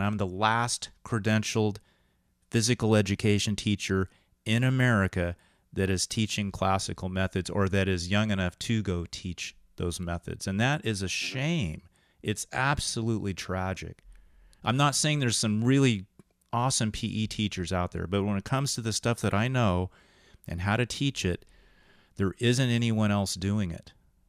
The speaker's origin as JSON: {"language": "English", "region": "England", "country": "United Kingdom", "said": "Well, because we're both English guys in college, too"}